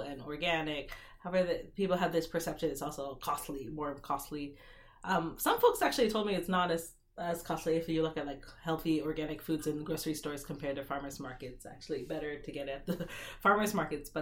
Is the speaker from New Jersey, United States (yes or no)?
no; Seattle, Washington, United States; I grew up in Seattle